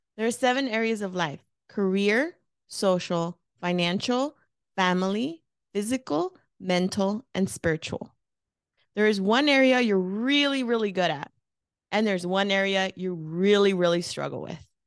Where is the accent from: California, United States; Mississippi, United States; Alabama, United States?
California, United States; Los Angeles; moved away as an adult; now in Phoenix, United States; I um was born and raised in East Los Angeles, California. I moved to Phoenix 16 years ago.